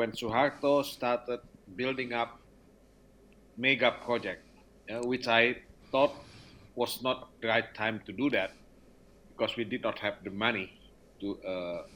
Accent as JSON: {"language": "English", "region": "North Sumatra", "country": "Indonesia", "tie": "born or raised there", "moved": "yes", "lives_now": "Jakarta, Indonesia", "said": "I was born in North Sumatra"}